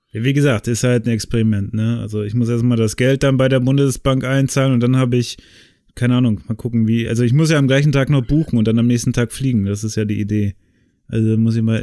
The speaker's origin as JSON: {"language": "German", "area": "the area around Oldenburg", "region": "Lower Saxony", "country": "Germany", "moved": "yes", "lives_now": "Cologne, Germany", "said": "wo ich herkomme"}